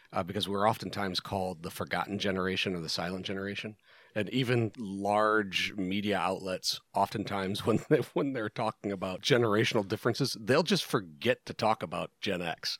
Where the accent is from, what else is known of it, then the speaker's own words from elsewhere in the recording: Rust Belt, United States; I grew up in a Rust Belt, tiny little shit-ville town